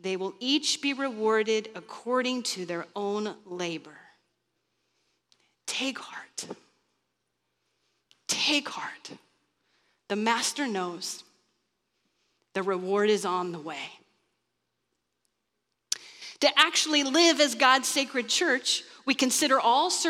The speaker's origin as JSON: {"language": "English", "region": "Kansas", "country": "United States", "tie": "born or raised there", "moved": "yes", "said": "I grew up in Kansas"}